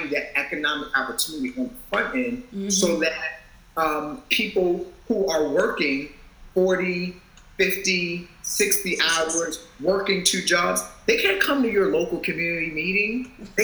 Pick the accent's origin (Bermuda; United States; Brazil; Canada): United States; Baltimore, Maryland; I'm from Baltimore